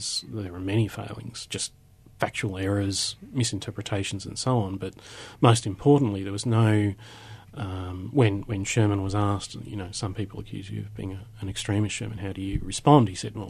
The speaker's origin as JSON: {"language": "English", "country": "Australia", "said": "I am an Australian."}